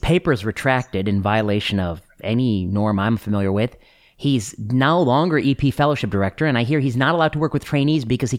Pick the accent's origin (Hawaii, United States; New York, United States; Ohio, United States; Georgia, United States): Ohio, United States; Cleveland; born there; also born or lived in Pennsylvania / Michigan / Indiana; I was born in Ohio, just outside of Cleveland. And I have lived in Pennsylvania, Ohio, Michigan, and Indiana. Those are the states I've lived in.